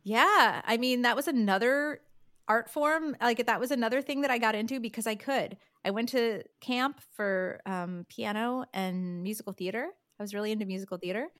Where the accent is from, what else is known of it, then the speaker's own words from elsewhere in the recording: upstate New York, United States; moved away as an adult; also born or lived in Michigan / Manhattan / London; now in Los Angeles, United States; I grew up in a small town in upstate New York